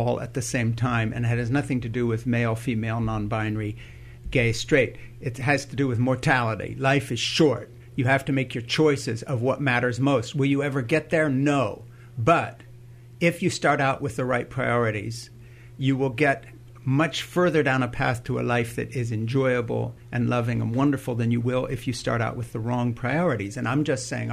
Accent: Switzerland; moved away; I grew up in Switzerland

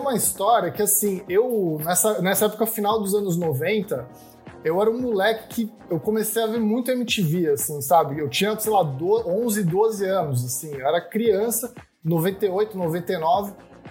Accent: Santos, São Paulo, Brazil; eu sou de Santos

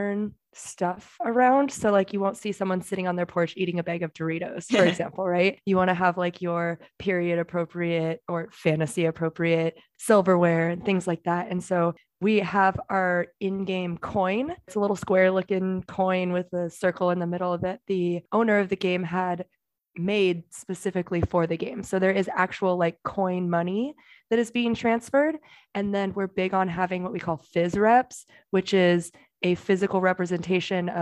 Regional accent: Seattle, Washington, United States; now in Florida, United States; I'm from Seattle originally

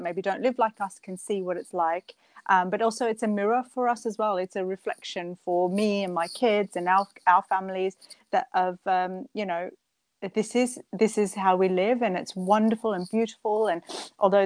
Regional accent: Australia; moved away as an adult; also born or lived in Edmonton, Canada; now in Birmingham, United Kingdom; So I grew up in Australia, and I grew up in a beautiful small town on the coast, on the east coast of Australia.

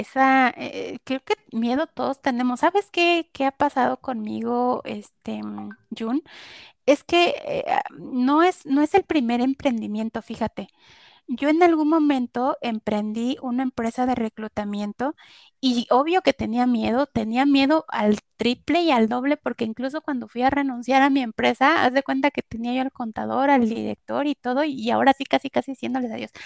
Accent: Puebla, Mexico; moved away as an adult; now in Mexico City, Mexico; yo soy de Puebla, estuve trabajando en este corporativo que te digo, cuando me vengo a Ciudad de México

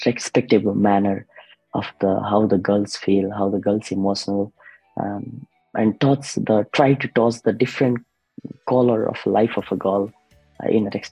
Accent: Nepal; moved away as an adult; now in Australia; I raised in the Nepal, like I grown up in the Nepal.

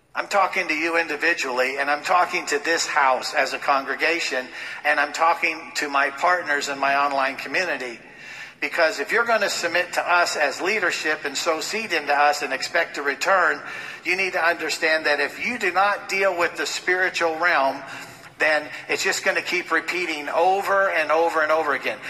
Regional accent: Los Angeles, California, United States; growing up in Los Angeles, going to school with people who were in Hollywood

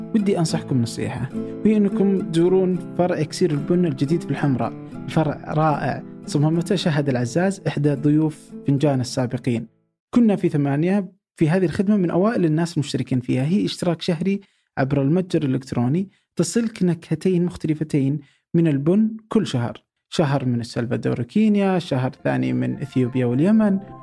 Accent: Abha, Asir, Saudi Arabia; عندنا في ابها

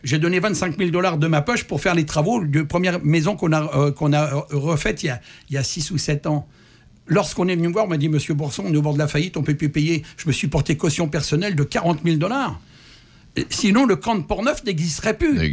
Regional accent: France; moved away as an adult; now in Canada; je suis né en France

